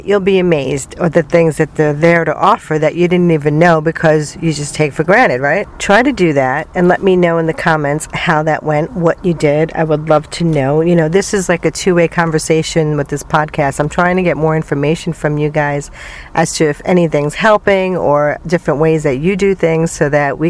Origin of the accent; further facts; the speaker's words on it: New York City, New York, United States; moved away as an adult; I came from New York City